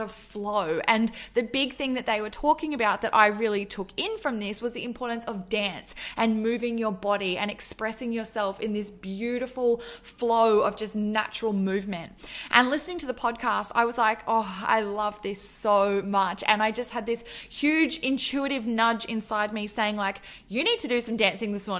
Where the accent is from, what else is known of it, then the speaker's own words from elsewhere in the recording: Australia; also born or lived in Melbourne; I'm from Australia and I live in Melbourne